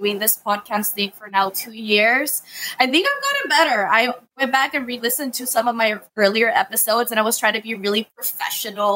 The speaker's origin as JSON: {"language": "English", "area": "Imperial Valley", "region": "California", "country": "United States", "said": "I'm from the Imperial Valley, so we're used to earthquakes"}